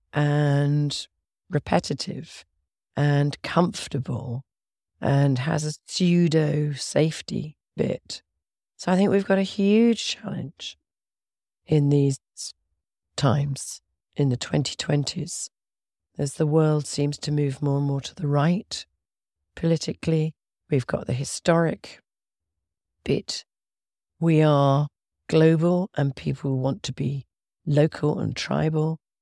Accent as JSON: {"language": "English", "town": "Oxford", "region": "South East England", "country": "United Kingdom", "said": "I come from Oxford in England."}